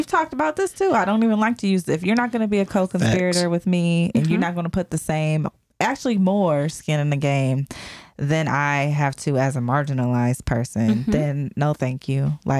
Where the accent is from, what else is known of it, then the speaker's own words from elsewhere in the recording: Youngstown, Ohio, United States; And I'm from Youngstown, so yeah, I guess true.